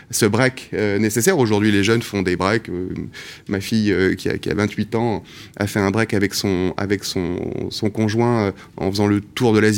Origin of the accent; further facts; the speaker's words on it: Casablanca, Casablanca-Settat, Morocco; Et, donc j'ai passé mon enfance au Maroc, à Casablanca.